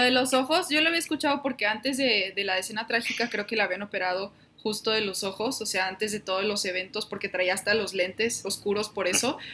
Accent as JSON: {"language": "Spanish", "country": "Mexico", "said": "como mexicanos"}